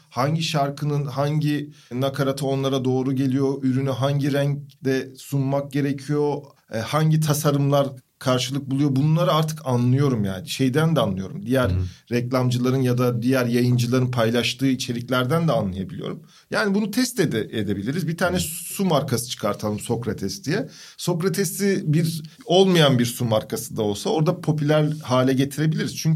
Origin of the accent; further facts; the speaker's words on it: Crimea, Ukraine; Kırımlıyım ya. Ee, Ukrayna.